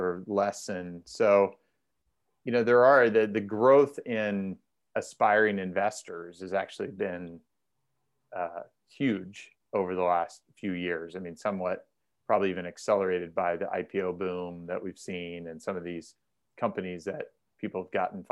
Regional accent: Indiana, United States; now in Southern California, United States; I'm originally from Indiana

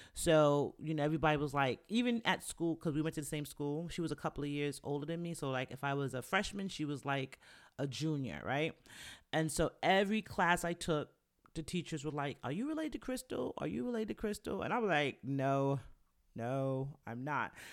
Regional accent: New York, United States; moved away as an adult; also born or lived in Virginia; I went to school in Virginia, and I'm from New York

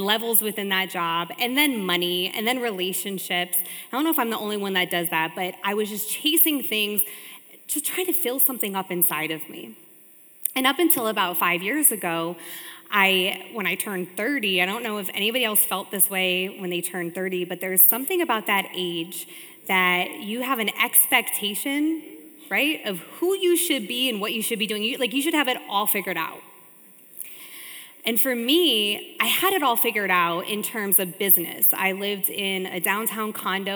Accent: Richfield, Ohio, United States; I was born and raised in Ohio in a small city called Richfield

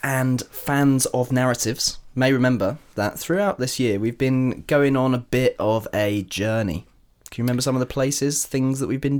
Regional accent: Brighton, South East England, United Kingdom; also born or lived in London; I like the fact that we're from Brighton, like an hour away.

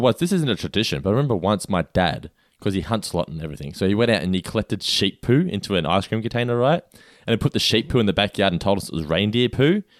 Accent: Australia; I grew up in Australia

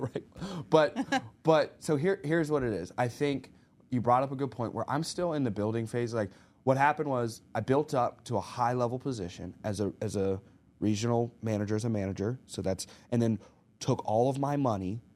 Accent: Arkansas, United States; moved away; we grew up in Arkansas

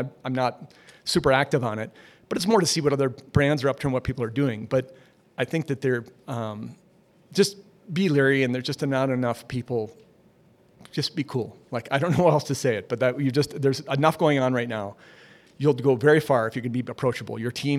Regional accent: Minneapolis, Minnesota, United States; I'm from Minneapolis originally.

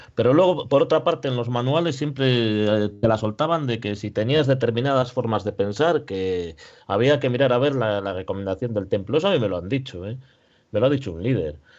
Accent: Spain; also born or lived in Ponferrada; somos españoles

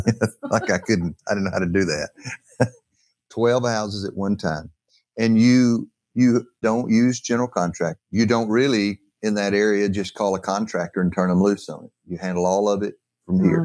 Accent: North Alabama, United States

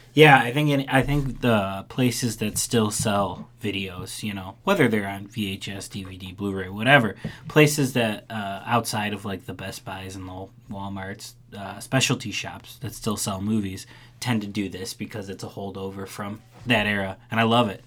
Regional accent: Chicago, Illinois, United States; I grew up in in Chicago

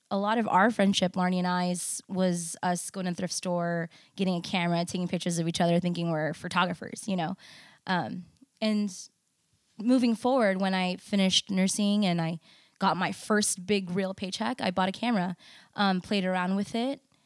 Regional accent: United States; I was born in the States, I'm also proudly Indonesian

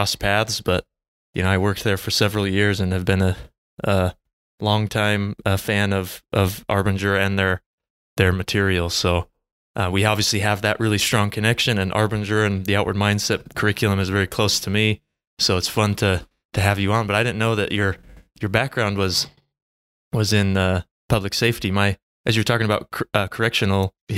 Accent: American Fork, Utah, United States; I grew up in American Fork

